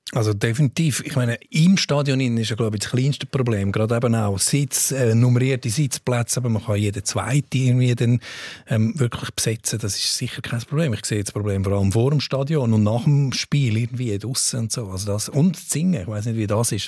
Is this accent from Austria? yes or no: no; Switzerland; als Schweizer